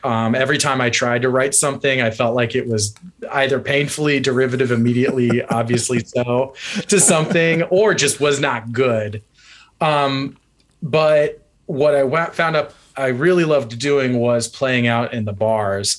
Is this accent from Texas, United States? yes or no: no; North Central Ohio, United States; moved away; also born or lived in Cincinnati, Ohio; I'm from North Central Ohio, much closer to like Cleveland